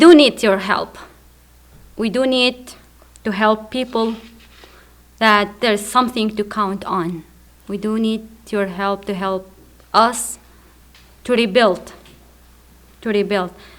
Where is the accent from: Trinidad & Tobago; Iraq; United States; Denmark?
Iraq; Baghdad, Baghdad Governorate; also born or lived in Qaraqosh, Iraq; I grew up in Baghdad. One of our neighbors was Sunni and the other Shia, and I was about 14, 15 years.